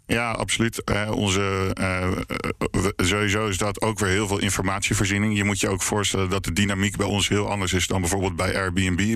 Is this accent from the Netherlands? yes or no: yes; Leiden, South Holland, Netherlands; zelf kom ik uit Leiden